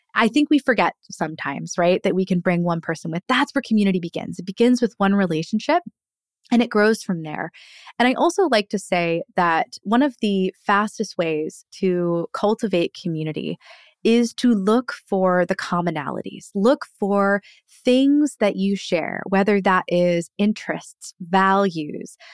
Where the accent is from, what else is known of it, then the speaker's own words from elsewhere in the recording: Annapolis, Maryland, United States; my hometown of Annapolis